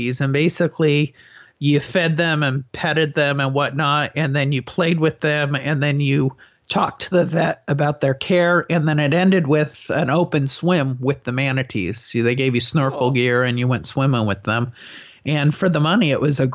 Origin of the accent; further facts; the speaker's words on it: San Diego, California, United States; I'm from San Diego